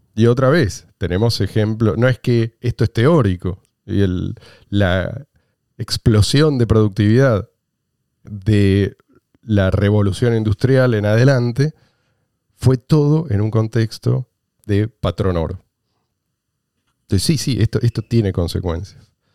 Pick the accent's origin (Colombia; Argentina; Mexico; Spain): Argentina; Yo soy argentino. Hace 46 años que vivo en este país.